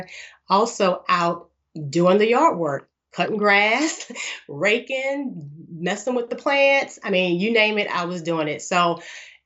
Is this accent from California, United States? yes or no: no; Louisiana, United States; I live in the United States. I'm from Louisiana.